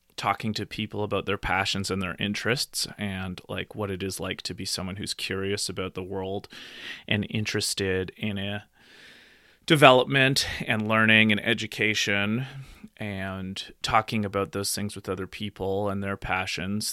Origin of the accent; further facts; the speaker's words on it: Nelson, British Columbia, Canada; also born or lived in Calgary, Alberta; now in Nelson, Canada; back to my hometown of Nelson Bridge, Columbia